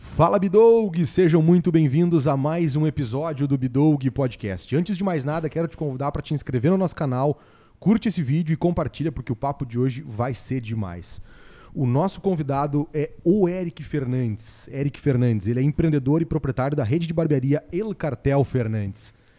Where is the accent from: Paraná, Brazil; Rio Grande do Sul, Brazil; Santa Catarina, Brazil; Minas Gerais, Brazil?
Rio Grande do Sul, Brazil; Alegrete; eu, sou de Alegrete